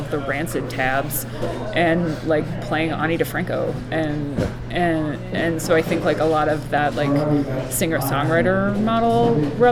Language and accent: English; Central New Jersey, United States; I grew up in Central New Jersey